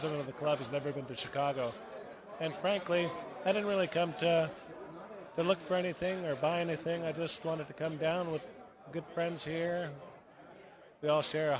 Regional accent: Toronto, Ontario, Canada; I'm from Toronto.

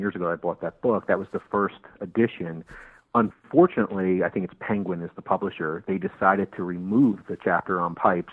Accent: New Jersey, United States; now in St. Petersburg, United States; I'm originally from New Jersey, but I've lived in Florida for the last 17 years

